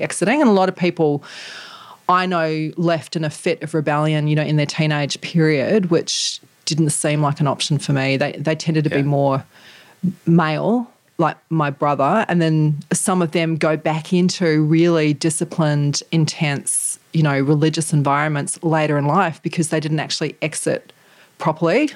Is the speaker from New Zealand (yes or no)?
yes; New Zealand; the culture that I grew up in in New Zealand